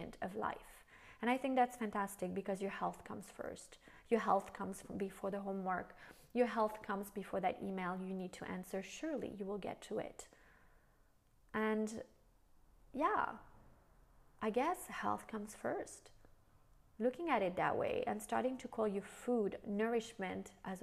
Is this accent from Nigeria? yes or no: no; France; also born or lived in United States